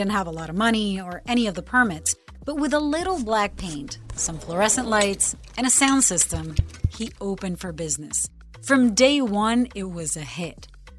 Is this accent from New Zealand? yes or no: no; Puerto Rico; I'm a CBS News correspondent born and raised in Puerto Rico, the cradle of reggaeton.